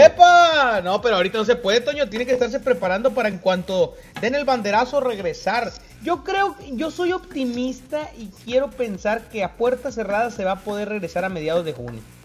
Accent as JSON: {"language": "Spanish", "town": "Tampico", "region": "Tamaulipas", "country": "Mexico", "tie": "born or raised there", "moved": "yes", "said": "cuando estaba en mi tierra natal Tampico"}